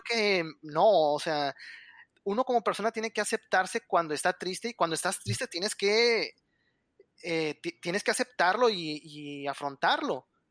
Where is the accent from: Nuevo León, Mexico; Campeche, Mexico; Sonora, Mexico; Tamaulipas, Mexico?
Nuevo León, Mexico; Monterrey; yo soy de Monterrey, aquí en Monterrey